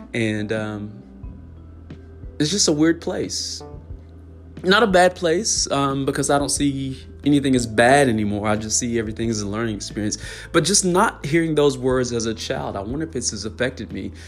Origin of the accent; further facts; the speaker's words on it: the South, United States; being a lower middle class black family growing up in the South